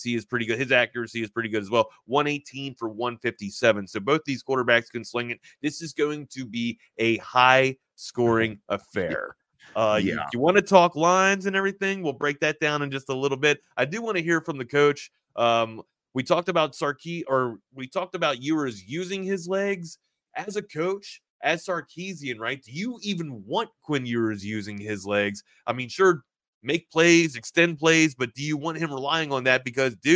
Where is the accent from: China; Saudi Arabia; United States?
United States; East Coast; moved away; I'm from the East Coast